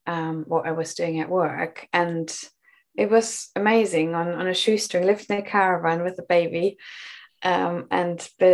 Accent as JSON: {"language": "English", "country": "Germany", "second_language": "English", "moved": "yes", "lives_now": "Bristol, United Kingdom", "said": "I came to the UK from Germany a long time ago, and I moved to Bristol and built a home in a community."}